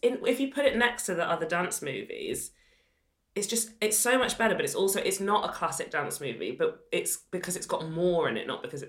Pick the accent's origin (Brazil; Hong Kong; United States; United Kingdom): United Kingdom; Sheffield, Yorkshire and the Humber; And I grew up in Sheffield.